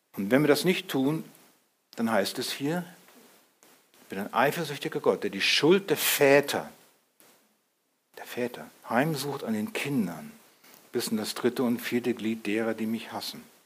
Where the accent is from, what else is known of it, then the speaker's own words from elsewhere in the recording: Germany; wir sind, wir sind Deutsche